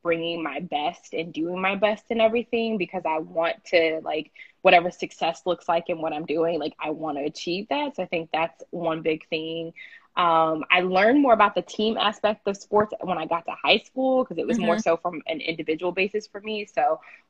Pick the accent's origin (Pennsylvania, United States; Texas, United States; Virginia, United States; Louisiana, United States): Texas, United States; Houston; moved away; also born or lived in Syracuse; I grew up in Houston, Texas. I was born there